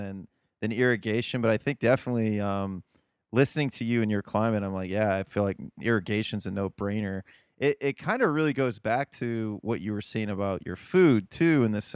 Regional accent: Midwest, United States; an American from the Midwest

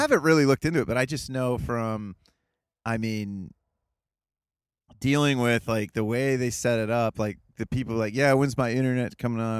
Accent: Ohio, United States; I'm from Ohio, too

